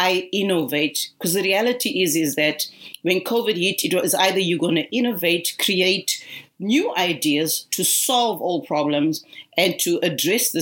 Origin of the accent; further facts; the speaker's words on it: Zimbabwe; now in Australia; I'm originally from Zimbabwe, though residing in Australia